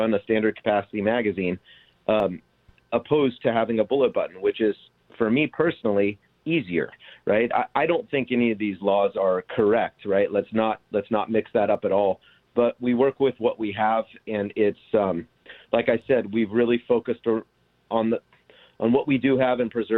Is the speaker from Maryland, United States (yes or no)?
no; Orange County, California, United States; born and raised in Orange County